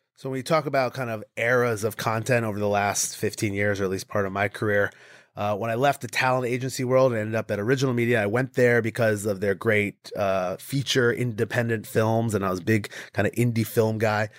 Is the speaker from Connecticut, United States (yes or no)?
yes; Connecticut, United States; I grew up in Connecticut, so we didn't have a professional team